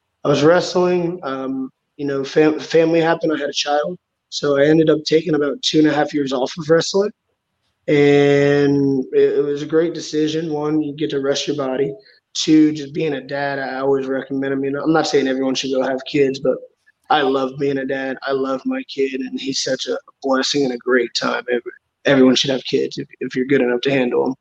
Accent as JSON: {"language": "English", "town": "Houston", "region": "Texas", "country": "United States", "said": "I'm from Houston, Texas."}